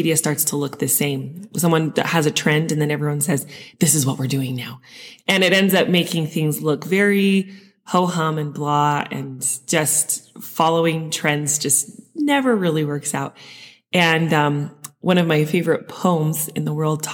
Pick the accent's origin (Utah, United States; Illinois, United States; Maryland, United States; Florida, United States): Utah, United States; Sandy; I grew up in Utah, in Sandy